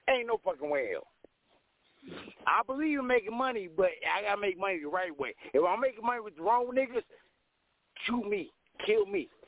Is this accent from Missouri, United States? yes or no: yes; St. Louis, Missouri, United States; born there; now in Mesa, United States; I was born in St. Louis, Missouri, in the middle of the world, but yo, the West Side, the West Coast is where I live. That, that's where I love. I'm in Mesa, Arizona.